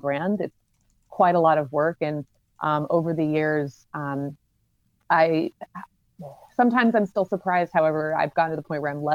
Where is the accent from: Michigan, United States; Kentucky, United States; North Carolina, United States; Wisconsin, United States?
North Carolina, United States; Charlotte; moved away as an adult; now in New York, United States; I'm from Charlotte